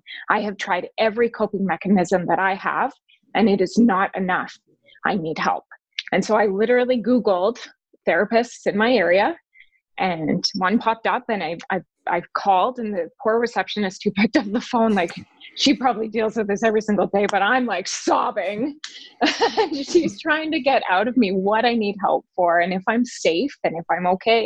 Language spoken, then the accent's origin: English; Calgary, Alberta, Canada; moved away; that's my hometown, Calgary.